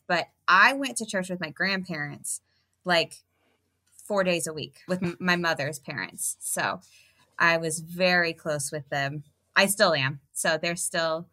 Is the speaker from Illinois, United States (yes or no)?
yes; Normal, Illinois, United States; moved away as an adult; also born or lived in Killeen, Texas; now in Tennessee, United States; I grew up in where Illinois State University is. Okay. So that's what I say my hometown is, where Illinois State University is.